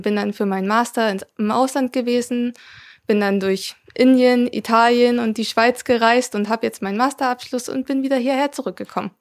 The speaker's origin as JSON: {"language": "German", "area": "area around Zittau", "region": "Saxony", "country": "Germany", "tie": "born or raised there", "also_born_or_lived": "Weimar / Mittelherwigsdorf", "moved": "as an adult", "said": "Ich bin in der Gegend um Zittau aufgewachsen und habe da auch meinen Schulabschluss gemacht"}